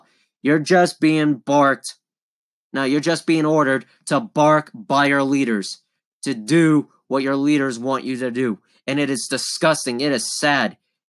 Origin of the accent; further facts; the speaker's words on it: United States; as an American, as a Christian